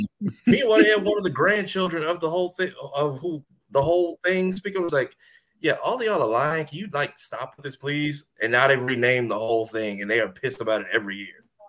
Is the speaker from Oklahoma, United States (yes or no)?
no; Ocoee, Florida, United States; I, graduated from Ocoee High School